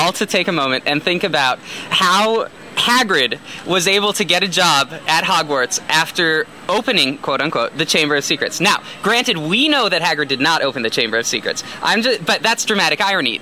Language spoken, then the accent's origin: English; Glendale, California, United States; from Glendale, California